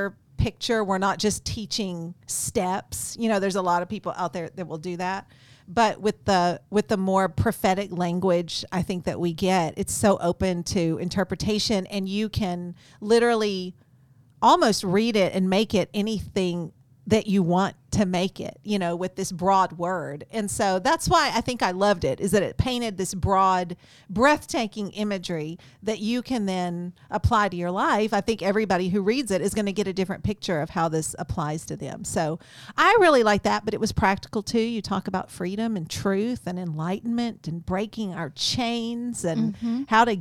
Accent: East Texas, United States; I grew up in East Texas

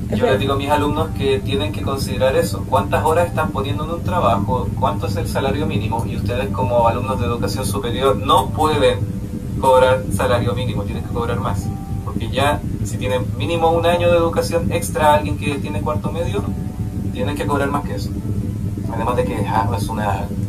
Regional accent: Chile; moved away as an adult; now in Canada; soy el primer chileno que estudia en esta escuela

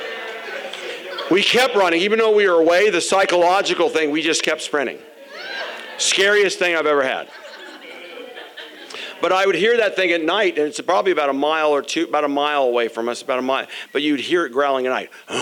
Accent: Phoenix, Arizona, United States; when I was growing up in Arizona, Phoenix, Arizona, in our neighborhood

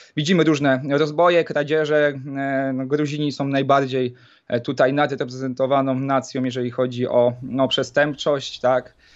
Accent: Poland; pochodzę e, z nadmorskiego e, miasteczka

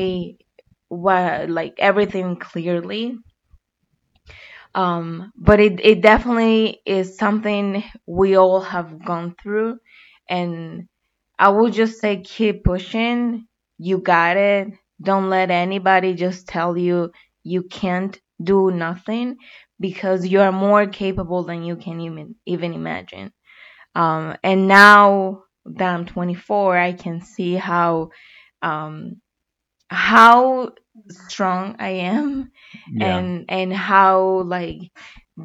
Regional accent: Colombia; moved away as an adult; now in United States; I was born and raised in Colombia. And 3 years ago, I made a decision to come to the United States

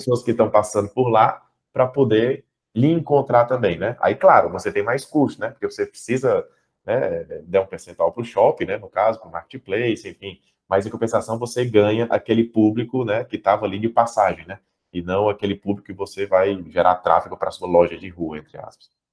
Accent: Fortaleza, Ceará, Brazil; also born or lived in Portugal; eu sou aqui de Fortaleza, né? Estou aqui em Fortaleza

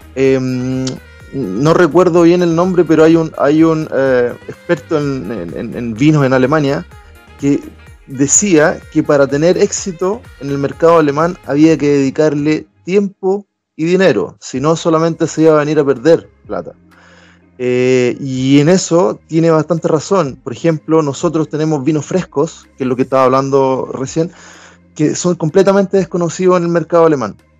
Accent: Talca, Maule, Chile; moved away as an adult; also born or lived in Göttingen, Germany; now in Hamburg, Germany; yo vengo de Talca, que es una zona preferentemente agrícola

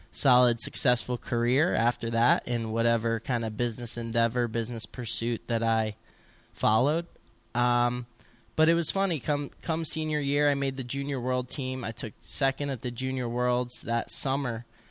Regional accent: Montville, New Jersey, United States; I'm from Montville, New Jersey

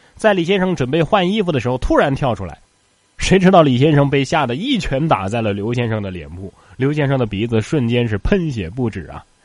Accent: Northeast China, China; 可见咱们大东北的暖炕是多么的重要啊

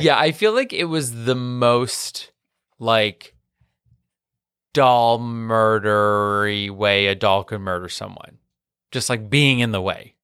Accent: New York City, New York, United States; accent: Queens; with my accent, like, my queens will come out

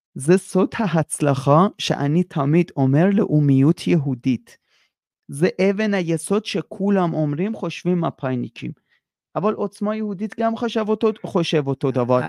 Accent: Iran; now in Israel; אני איראני, אני גדלתי על ברכי המהפכה האסלאמי

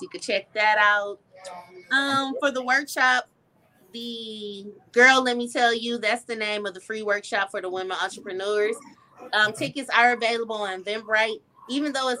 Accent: Flint, Michigan, United States; now in Illinois, United States; I always tell people I'm Illinois, but I was born and raised in Flint, Michigan

